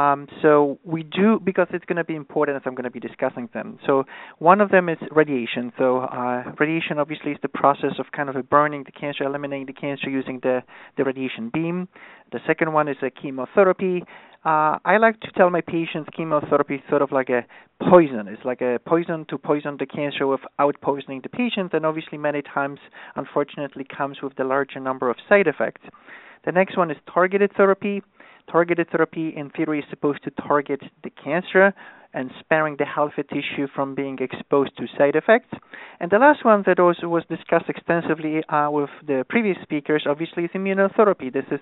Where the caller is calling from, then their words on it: New York, United States; So I'm calling from New York, so it's an afternoon.